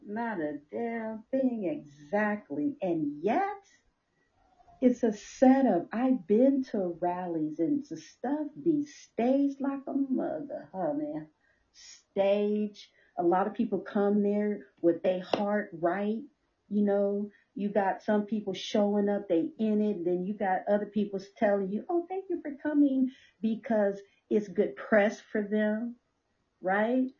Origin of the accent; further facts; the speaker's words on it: Compton, California, United States; especially as a young girl growing up in Compton